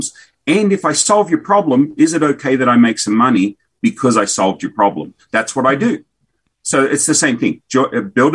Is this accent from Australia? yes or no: yes; Australia; also born or lived in Kansas / Kentucky; now in Tennessee, United States; Australian by birth, American by choice